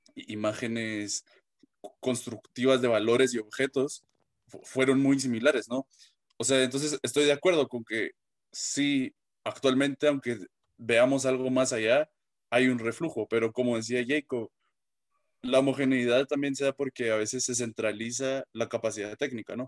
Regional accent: Guatemala; de mi, pues, de Guatemala

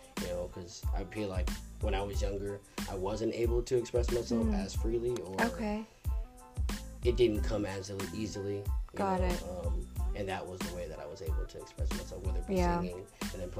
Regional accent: Brewster, New York, United States; also born or lived in Brooklyn, New York; I was born in the city in New York, but in like Brooklyn, but I grew up in a place called Brewster. Brewster, New York, about 15 minutes away from Danbury, Connecticut.

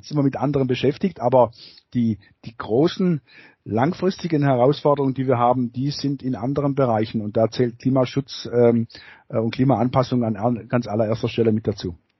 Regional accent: Baden-Württemberg, Germany; bei uns in Baden-Württemberg

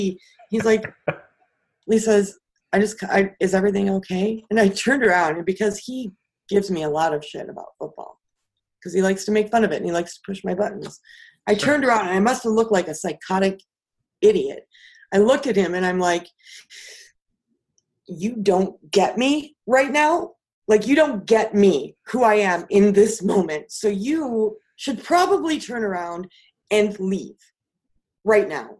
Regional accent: Wisconsin, United States; also born or lived in Houston, Texas; I'm originally from Houston. But then we moved to Wisconsin

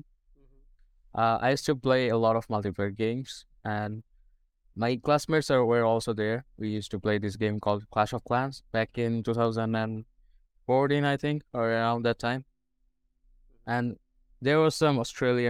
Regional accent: Bangladesh; English is a second language; I'm from Bangladesh.

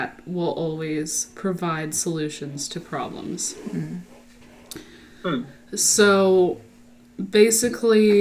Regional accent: Texas, United States; I was raised in Texas

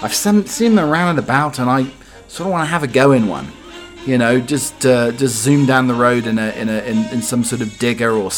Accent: United Kingdom; I'm indeed a British butler

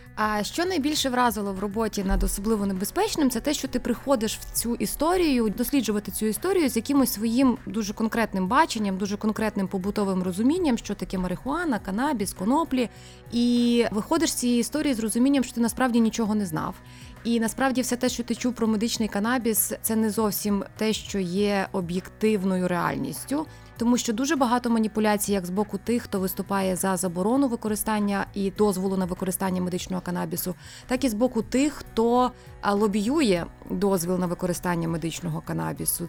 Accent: Rivne, Rivne Oblast, Ukraine; ми рівняни

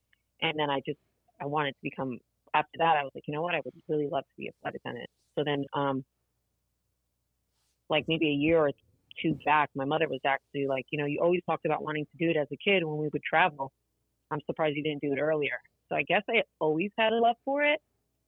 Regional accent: Newark, New Jersey, United States; first language Portuguese; English is a second language; I was actually raised in Newark, New Jersey, which many times does not really get a good reputation. I'm sorry. So, but it's actually a very small community called the Ironbound section

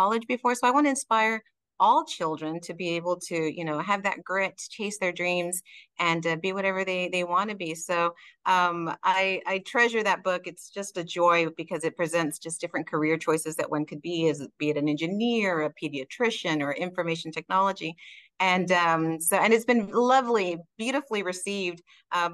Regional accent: Texas, United States; first language Spanish; English is a second language; also born or lived in Mexico (parents' origin); I was born in North US, but was raised here in Texas.

